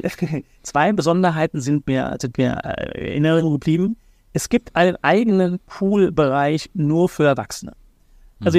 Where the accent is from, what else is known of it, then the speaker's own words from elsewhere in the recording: Germany; Wir Deutschen